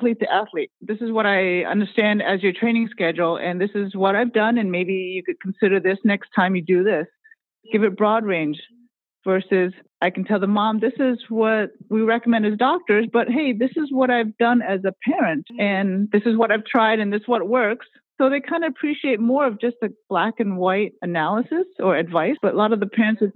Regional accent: United States; I'm Chinese American. I was born in the U.S., but yes, I speak Cantonese

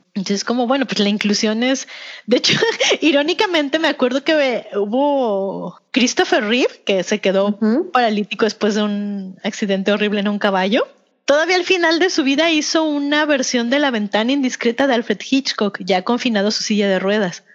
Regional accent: Mexico; nos representan como mexicanos

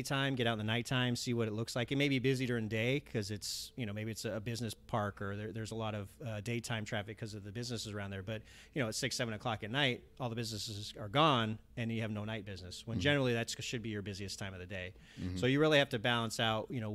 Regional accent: Los Angeles, California, United States; growing up in the Valley and in the east side of the Valley, it's very Hispanic

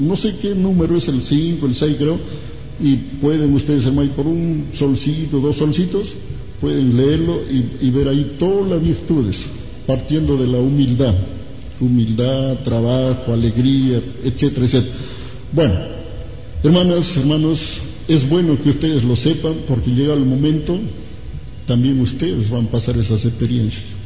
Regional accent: Ancash, Peru; me acuerdo en mi tierra, yo soy de Ancash

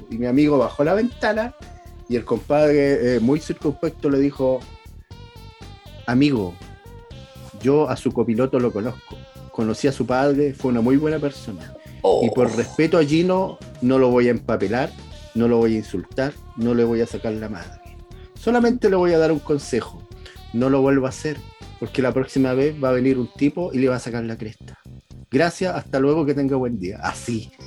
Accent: Valparaíso, Chile; uno que es de Valparaíso

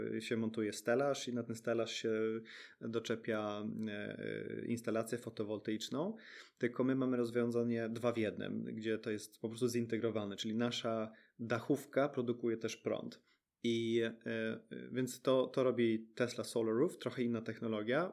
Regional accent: Sweden; moved away as an adult; now in Poland; my też dorastaliśmy w Szwecji

